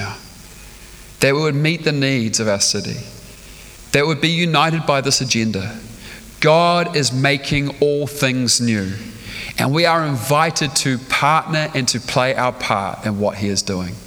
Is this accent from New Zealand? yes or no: yes; Stratford, Taranaki, New Zealand; now in Auckland, New Zealand; I spent my life growing up in Stratford